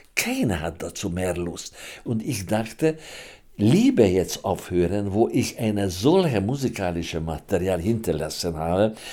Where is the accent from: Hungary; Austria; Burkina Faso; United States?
Hungary; German is a second language; now in Germany; Ich komme aus Ungarn